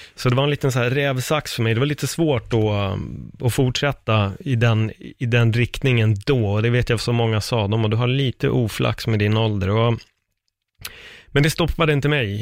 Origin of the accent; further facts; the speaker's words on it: Stockholm, Stockholm County, Sweden; also born or lived in Fruängen; jag är uppväxt i Örnsberg, Aspudden-området